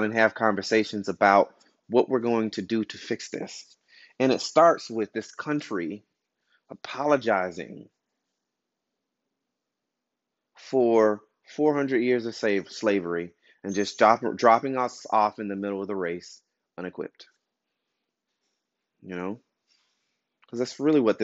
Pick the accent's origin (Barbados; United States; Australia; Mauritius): United States; Albany, Georgia; I'm from Albany, Georgia.